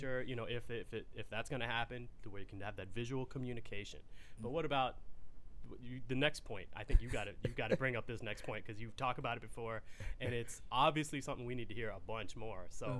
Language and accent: English; Fort Worth, Texas, United States; moved away; But I grew up in Fort Worth in Texas